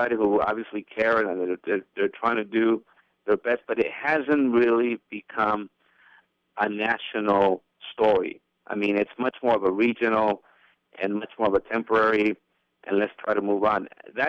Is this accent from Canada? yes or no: no; Mexico; moved away; also born or lived in United States; a massacre of my homeland, and trying to find answers as a Mexican, but also as an American.